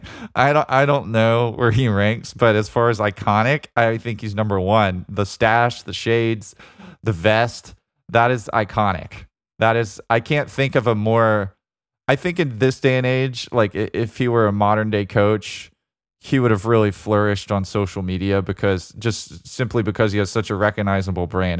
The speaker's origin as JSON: {"language": "English", "region": "Alabama", "country": "United States", "tie": "born or raised there", "said": "my home state of Alabama"}